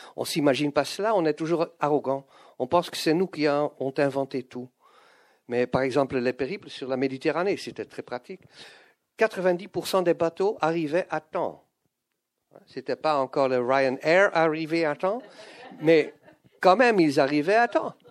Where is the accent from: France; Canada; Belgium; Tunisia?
Belgium; Flanders; first language Dutch; French is a second language; Je suis un belge néerlandophone, je suis flamand